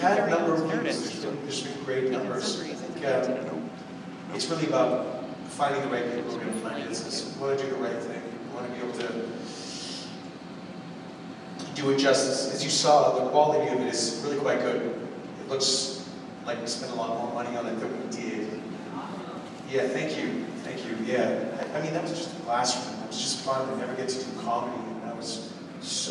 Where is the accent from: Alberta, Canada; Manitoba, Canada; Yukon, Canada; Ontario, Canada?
Yukon, Canada; where I was born and raised in the Yukon